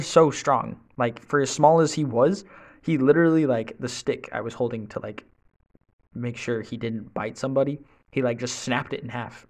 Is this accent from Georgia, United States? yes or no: no; Utah, United States; moved away as an adult; now in Fort Worth, United States; I'm from Utah